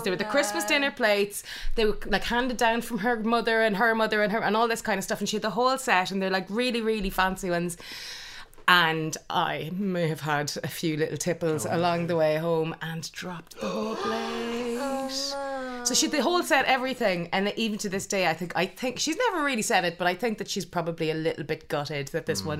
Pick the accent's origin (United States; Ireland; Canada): Ireland; I'm Irish